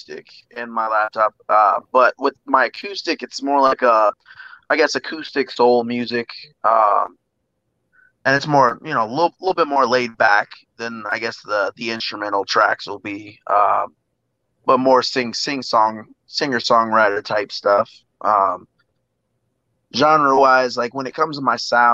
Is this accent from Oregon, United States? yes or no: no; Davenport, Iowa, United States; I'm from Davenport, Iowa, which is a part of the Quad Cities, which is the border of Iowa and Illinois